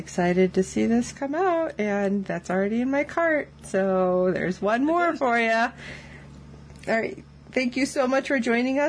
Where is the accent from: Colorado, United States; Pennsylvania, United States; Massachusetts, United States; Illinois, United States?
Illinois, United States; Chicago; I'm from the Chicago area